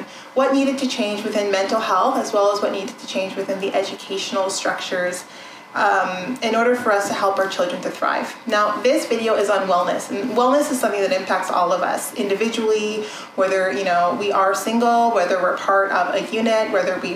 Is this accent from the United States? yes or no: no; Canada; I'm Canadian. I was born and raised in Canada.